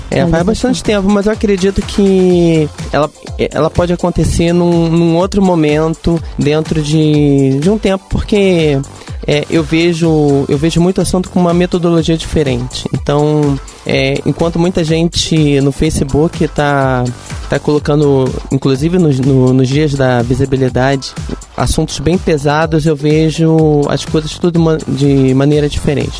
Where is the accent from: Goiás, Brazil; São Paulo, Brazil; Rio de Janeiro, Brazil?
Rio de Janeiro, Brazil; accent: carioca (S and R bem puxado); moved away; eu vim do Rio de Janeiro